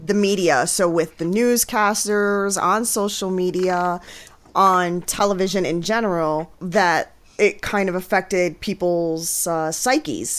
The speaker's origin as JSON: {"language": "English", "town": "New York City", "region": "New York", "country": "United States", "tie": "born or raised there", "moved": "as an adult", "lives_now": "Pennsylvania, United States", "said": "I was born and raised in the Bronx. And then I moved to rural Pennsylvania"}